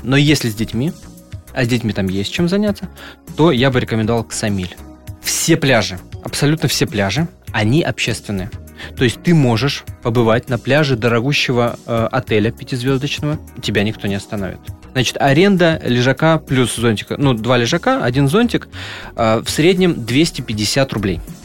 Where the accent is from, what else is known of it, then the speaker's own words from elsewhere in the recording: Russia; я из России